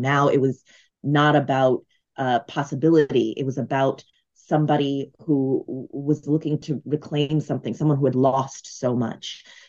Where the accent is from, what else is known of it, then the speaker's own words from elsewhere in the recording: Brooklyn, New York, United States; I'm from Brooklyn, New York, and the characters live in Brooklyn.